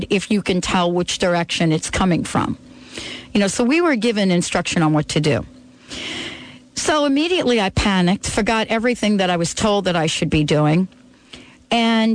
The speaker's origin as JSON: {"language": "English", "region": "New York", "country": "United States", "tie": "born or raised there", "also_born_or_lived": "California", "moved": "yes", "lives_now": "Seattle, United States", "said": "growing up in New York"}